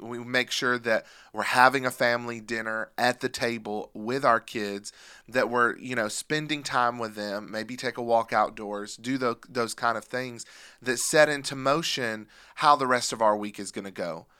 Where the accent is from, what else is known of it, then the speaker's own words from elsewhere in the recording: Pennsylvania, United States; I grew up in Pennsylvania, and I can remember seeing the Amish